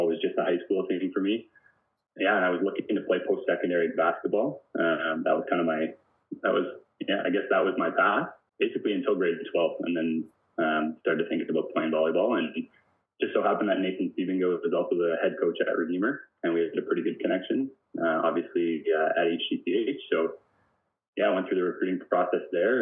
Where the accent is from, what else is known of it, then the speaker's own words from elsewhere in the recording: Simcoe, Ontario, Canada; also born or lived in Jarvis, Ontario; So I grew up in a couple of small towns, kind of southwest Ontario. I started my life in Jarvis, Ontario, and then moved to Simcoe, which is a small town near Lake Erie